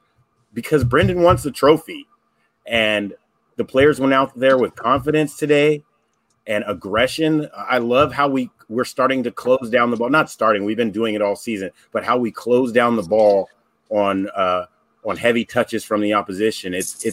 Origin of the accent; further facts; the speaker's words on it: United States; as an American